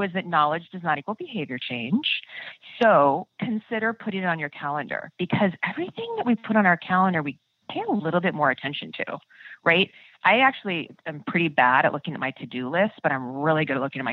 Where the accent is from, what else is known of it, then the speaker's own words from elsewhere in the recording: Midwest, United States; I'm from the Midwest